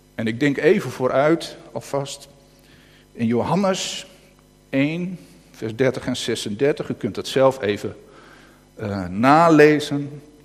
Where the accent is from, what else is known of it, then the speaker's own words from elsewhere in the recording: North Holland, Netherlands; accent: Noord-Hollands; Ik begin echt Noord-Hollands te gaat lezen, weet je, echt Noord-Hollands eh, te praten